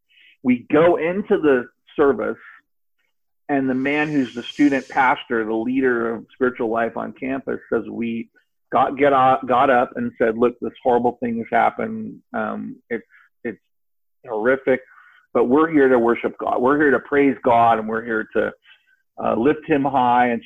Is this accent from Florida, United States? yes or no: yes; Cape Canaveral, Florida, United States; I was raised in Florida, Cape Canaveral